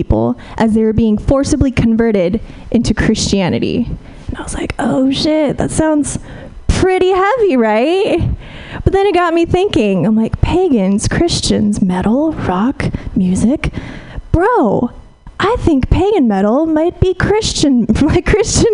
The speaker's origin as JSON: {"language": "English", "town": "Fresno", "region": "California", "country": "United States", "tie": "born or raised there", "moved": "yes", "said": "I'm from the Central Valley originally."}